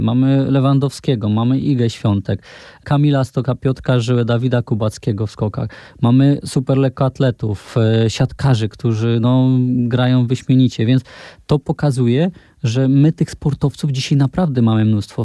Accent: Poland; u nas w Polsce

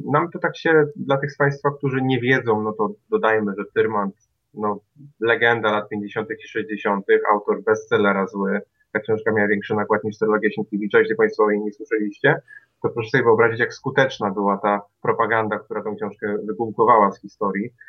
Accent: Kwidzyn, Pomeranian Voivodeship, Poland; moved away as an adult; now in Toruń, Poland; ja nie jestem warszawiakiem ani krakusem. W zasadzie to jestem z Kwidzyna, natomiast studiowałem w Toruniu

